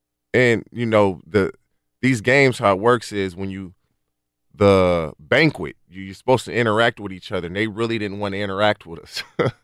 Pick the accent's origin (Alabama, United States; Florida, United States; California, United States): California, United States; Barstow; also born or lived in Texas / Oklahoma; I went to Barstow High School. I got there midway through my freshman. I grew up in Barstow, number one, but I moved back and forth with my mother. My grandmother lived in Barstow.